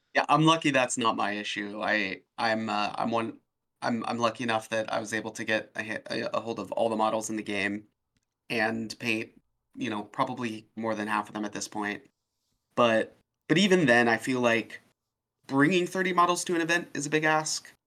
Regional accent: Oregon, United States; I'm from Oregon

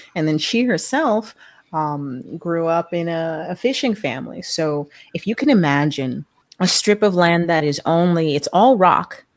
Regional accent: New York City, New York, United States; I was born in New York City

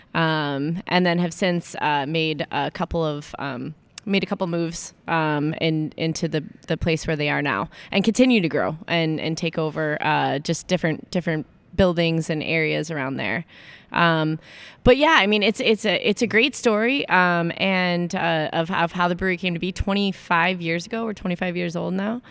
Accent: Aurora, Illinois, United States; back in Chicago, my hometown

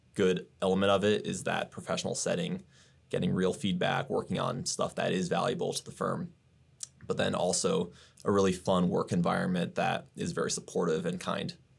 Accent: Grimes, Iowa, United States; I am from Grimes, Iowa, born in Iowa. I was raised, went to Johnston High School

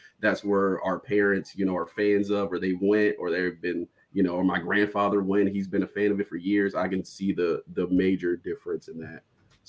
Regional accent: Northern Virginia, United States; moved away as an adult; I grew up playing in Northern Virginia

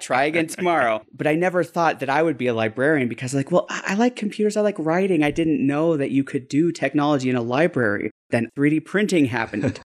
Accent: Denver, Colorado, United States; I used to live maybe about a mile and a half from a library when I grew up in Denver

